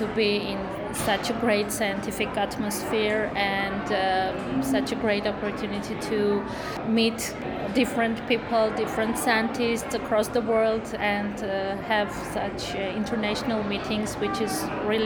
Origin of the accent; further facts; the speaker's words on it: Armenia; from Armenia